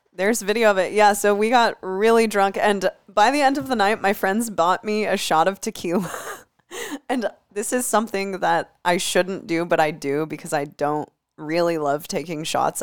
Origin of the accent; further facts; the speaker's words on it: Des Moines, Iowa, United States; moved away as an adult; I haven't lived in Des Moines for the past almost thirteen years of my life. But I grew up in Des Moines